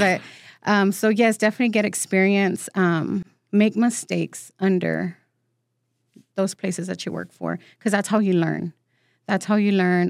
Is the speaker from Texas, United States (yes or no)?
yes; San Antonio, Texas, United States; first language Spanish; English is a second language; also born or lived in Mexico; born and raised